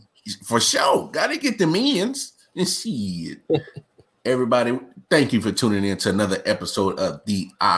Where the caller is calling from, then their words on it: North Carolina, United States; Of course, I am streaming live from North Carolina.